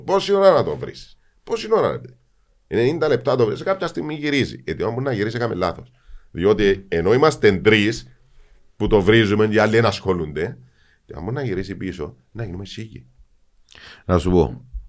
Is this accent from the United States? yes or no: no; Cyprus; Εγώ που γεννήθηκα στη Λευκοσία, έζησα την εισβολή, α πούμε, που είμαι 5-10 χρονών